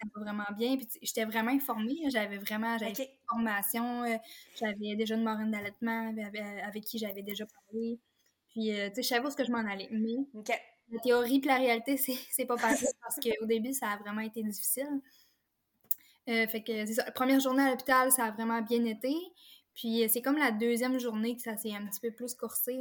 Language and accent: French; Forestville, Quebec, Canada; je suis native de la Côte-Nord. ben, je demeure en fait encore ici à Forestville.